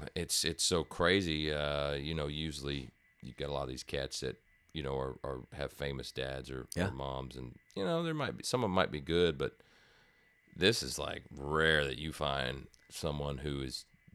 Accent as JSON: {"language": "English", "town": "Houston", "region": "Texas", "country": "United States", "tie": "born or raised there", "said": "North Houston."}